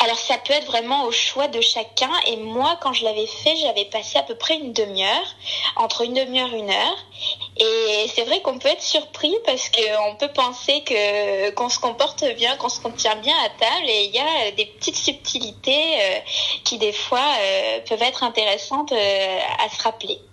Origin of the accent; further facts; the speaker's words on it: the Northeast, northeast France, France; moved away as an adult; now in Versailles, France; je viens du Nord-Est